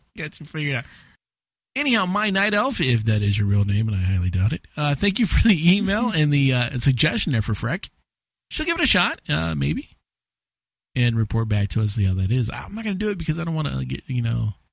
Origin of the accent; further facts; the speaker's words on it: United States; as an American